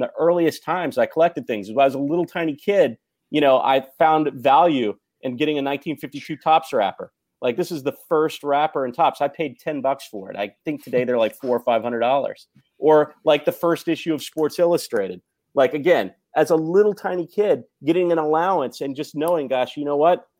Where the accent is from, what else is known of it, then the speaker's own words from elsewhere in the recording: Mississippi, United States; also born or lived in Tennessee; I was a Jewish kid growing up in Mississippi and Tennessee.